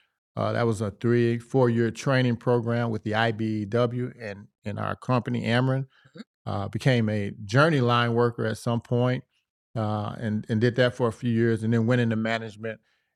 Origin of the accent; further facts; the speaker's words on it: East St. Louis, Illinois, United States; Well, I grew up in East St. Louis.